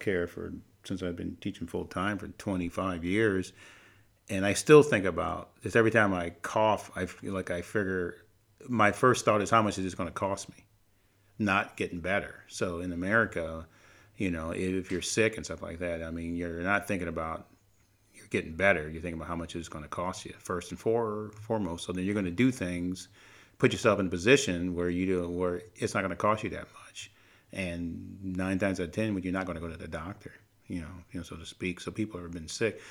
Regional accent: Cleveland, Ohio, United States; moved away; I'm from Cleveland. I used to live in Cleveland

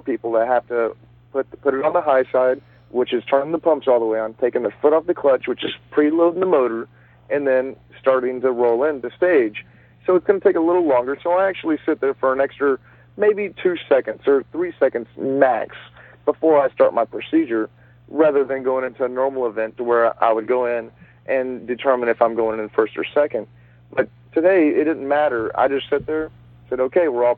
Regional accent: Dallas, Texas, United States; I'm going back to my home state of Texas. I'm from Dallas

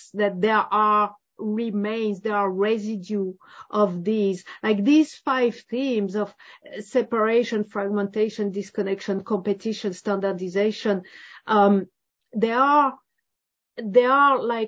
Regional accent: France; I'm from France

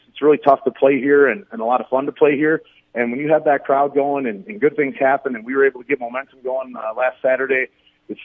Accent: Menomonie, Wisconsin, United States; my hometown of Menominee, Wisconsin

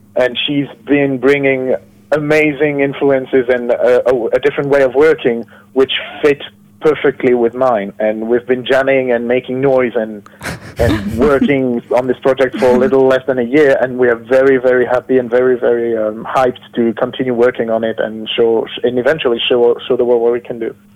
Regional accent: France; I'm from France

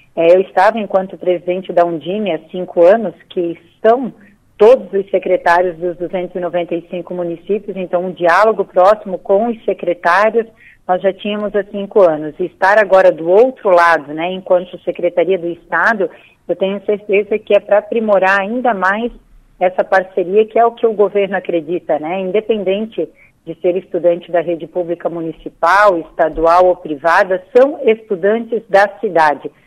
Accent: Blumenau, Santa Catarina, Brazil; eu sou de Blumenau

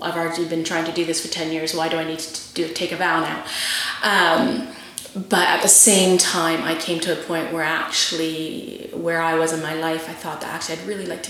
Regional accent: Vancouver, British Columbia, Canada; moved away as an adult; also born or lived in Guildford, England; now in England; born and raised in Vancouver, Canada. Moved to England in 2007

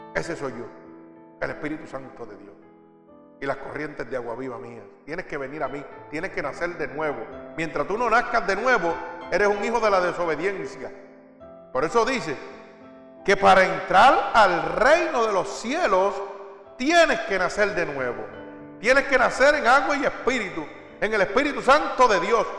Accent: Puerto Rico; moved away; como dicen en mi pueblo, allá en Puerto Rico

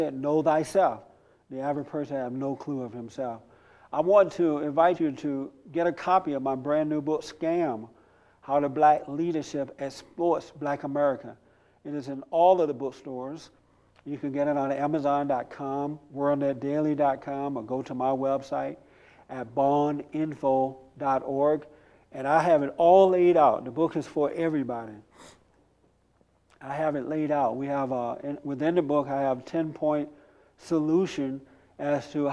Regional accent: United States; I am an American, no Africa here, 100% American

